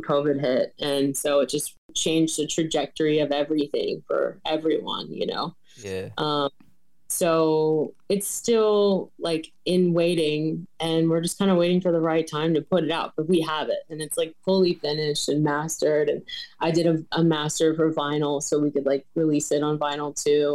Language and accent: English; Winchester, Virginia, United States; moved away as an adult; also born or lived in Shenandoah Valley; now in Bradley Beach, United States; I just moved here um in October from Winchester, Virginia, which is like my hometown kind of thing